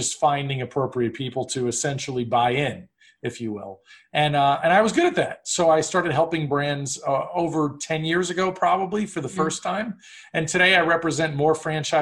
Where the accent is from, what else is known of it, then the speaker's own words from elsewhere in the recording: New York City, New York, United States; I grew up in New York City